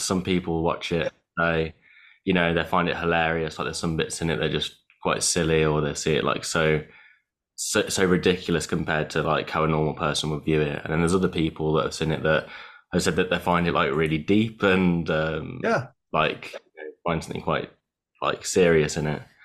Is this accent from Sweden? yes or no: no; Italy; now in United Kingdom; I grew up in Italy, uh, where food is almost like like the the meaning for everything